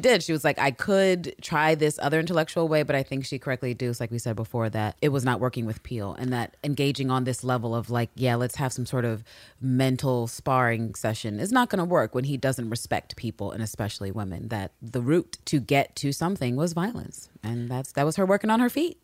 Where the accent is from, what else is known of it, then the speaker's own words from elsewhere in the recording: United States; because we are American